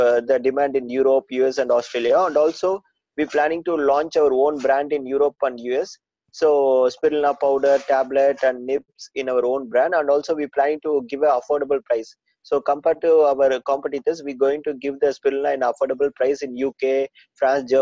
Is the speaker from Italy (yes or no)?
no; South India, India; I'm from South India, so it's a very good place and it's a very good climatic area.